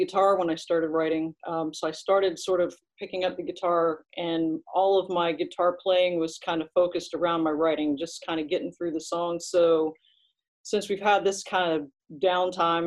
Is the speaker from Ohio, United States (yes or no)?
no; Eastern Shore of Maryland, United States; I grew up on the Eastern Shore of Maryland